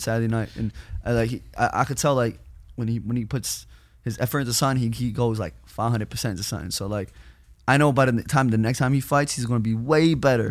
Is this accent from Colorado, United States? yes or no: no; New York, United States; I'm from New York